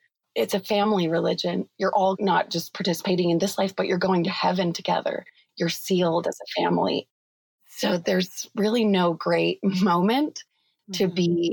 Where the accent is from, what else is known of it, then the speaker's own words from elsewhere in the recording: Utah, United States; I was raised in Utah County. So that's like 45 minutes south of Salt Lake